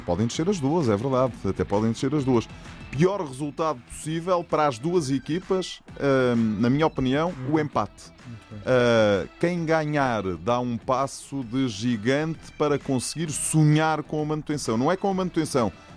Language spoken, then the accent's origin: Portuguese; Setúbal, Portugal; pelo clube da cidade onde cresci, nasci, vivi e hei de morrer, que é o Vitória de Setúbal